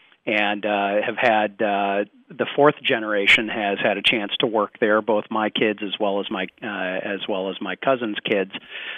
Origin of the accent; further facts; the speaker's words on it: Zeeland, Michigan, United States; So, I grew up in the Zeeland Holland area.